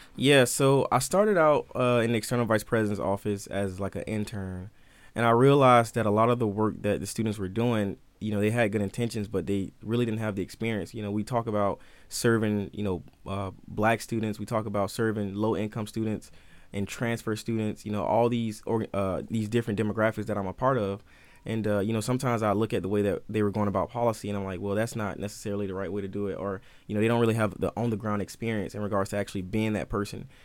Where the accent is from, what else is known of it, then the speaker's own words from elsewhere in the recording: Albany, Georgia, United States; moved away; I'm from George, Albany, Georgia, uh, which is, like, southern parts